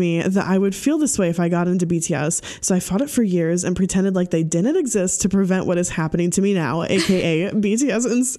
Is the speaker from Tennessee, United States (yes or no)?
yes; Tennessee, United States; I'm 24. I'm from Tennessee originally.